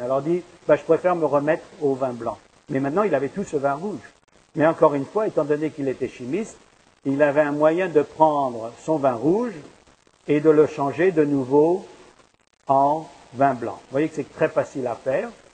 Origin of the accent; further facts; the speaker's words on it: France; now in Montreal, Canada; je viens de France